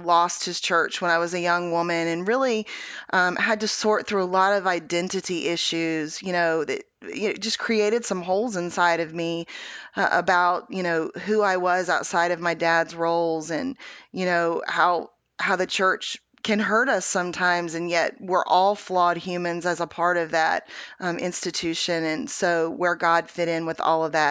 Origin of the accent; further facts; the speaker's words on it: Houston, Texas, United States; I was born in Houston, Texas